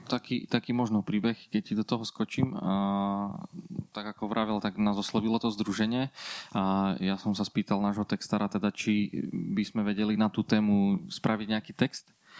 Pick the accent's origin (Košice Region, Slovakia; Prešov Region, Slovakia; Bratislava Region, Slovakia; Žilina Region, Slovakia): Prešov Region, Slovakia; Bardejov; u nás v Bardiove